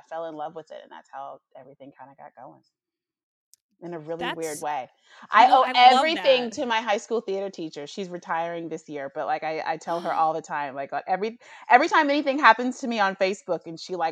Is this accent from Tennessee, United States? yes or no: yes; Nashville, Tennessee, United States; moved away; also born or lived in Atlanta; I'm from Nashville